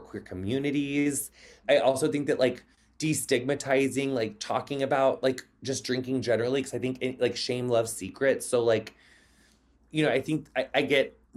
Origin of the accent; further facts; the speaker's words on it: Quincy, Illinois, United States; moved away; I made it out of my hometown. Like no offense to Quincy